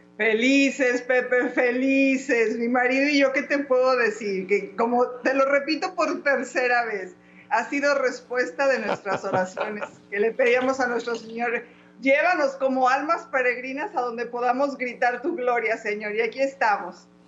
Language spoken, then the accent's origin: Spanish; Guanajuato, Mexico; also born or lived in León; now in United States; soy de México, por cosas de la vida vivimos en Estados Unidos